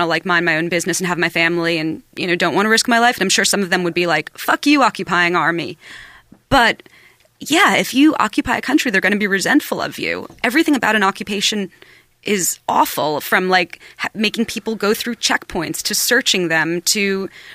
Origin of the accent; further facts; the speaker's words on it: New York, United States; I was born in New York